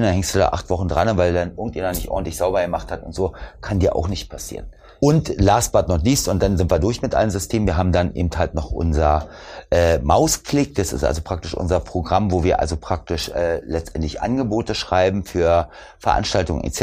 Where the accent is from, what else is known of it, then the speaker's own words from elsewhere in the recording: East Germany, Germany; Ich komme ja aus dem Osten